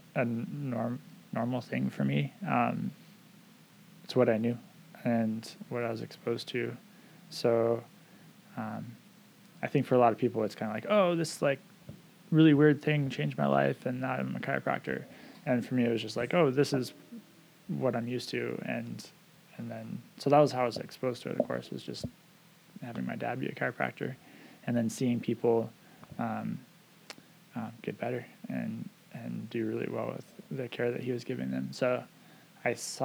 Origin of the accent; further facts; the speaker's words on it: Camano Island, Washington, United States; also born or lived in Edmonds, Washington; I grew up here mostly on Camino. I think my family moved in 1990